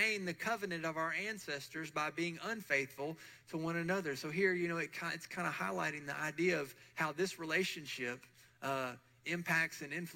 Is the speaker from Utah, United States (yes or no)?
no; Murfreesboro, Tennessee, United States; I grew up here in Murfreesboro with both sets of grandparents